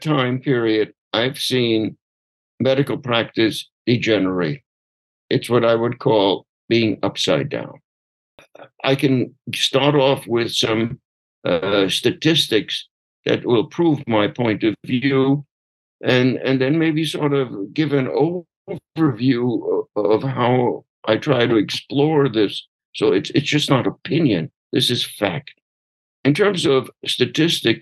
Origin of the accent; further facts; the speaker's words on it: New York, United States; moved away as an adult; now in Minnesota, United States; I grew up in New York